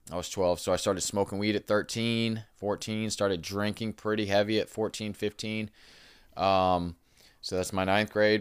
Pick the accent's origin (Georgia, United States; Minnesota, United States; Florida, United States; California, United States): Florida, United States; Bradenton; moved away; I grew up in Bradenton, Florida.